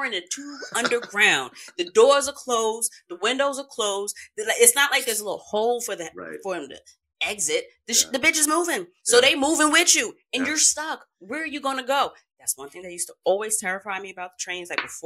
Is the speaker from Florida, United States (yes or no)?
no; New York City, New York, United States; I grew up in Queens